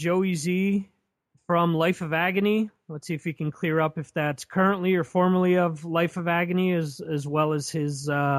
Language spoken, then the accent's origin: English; Dover, New Jersey, United States; my hometown of Dover, New Jersey.